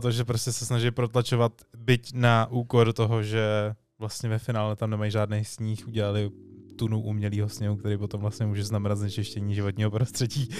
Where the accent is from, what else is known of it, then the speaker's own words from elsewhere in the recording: Czechia; jsme dobrý Češi